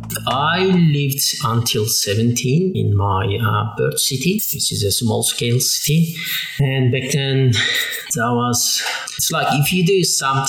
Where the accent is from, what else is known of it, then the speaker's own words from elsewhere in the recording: Turkey; English is a second language; moved away as an adult; also born or lived in England; now in Hobart, Australia; I'm from Turkey, and I have been living in Tasmania 19 years